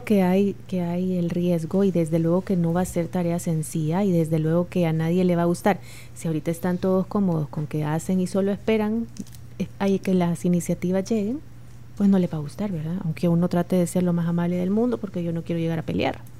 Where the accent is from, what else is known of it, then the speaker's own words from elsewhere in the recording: El Salvador; como cualquier salvadoreño